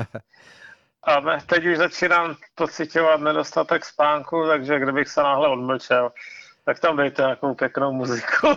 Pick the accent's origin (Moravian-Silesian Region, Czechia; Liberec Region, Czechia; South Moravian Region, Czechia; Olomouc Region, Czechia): Moravian-Silesian Region, Czechia; Ostrava region; vyrostl jsem, vyrostl jsem na Ostravsku